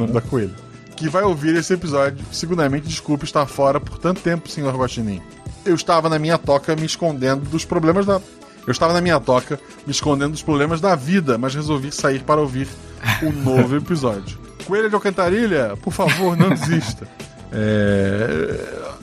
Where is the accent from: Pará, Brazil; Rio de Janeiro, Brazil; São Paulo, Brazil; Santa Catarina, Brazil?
Santa Catarina, Brazil; Florianópolis; eu sou de Florianópolis